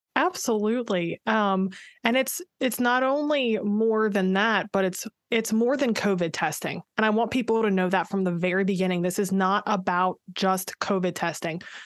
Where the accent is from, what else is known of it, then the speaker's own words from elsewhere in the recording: Pittsburgh, Pennsylvania, United States; moved away as an adult; now in Maryland, United States; I am from the Pittsburgh area originally, born and raised